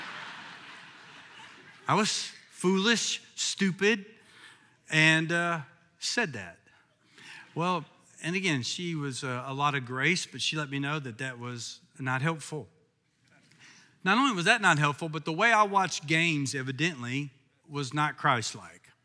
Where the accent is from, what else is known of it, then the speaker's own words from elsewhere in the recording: Kentucky, United States; I'm from Kentucky